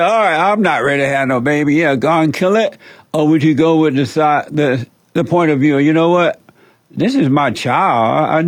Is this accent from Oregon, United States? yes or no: no; Alabama, United States; I grew up in Alabama, home Alabama, on a plantation.